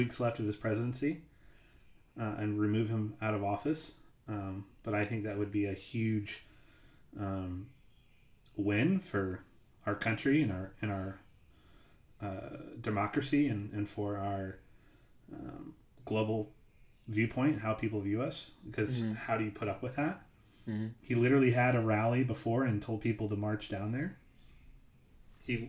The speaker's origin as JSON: {"language": "English", "country": "United States", "said": "as an American"}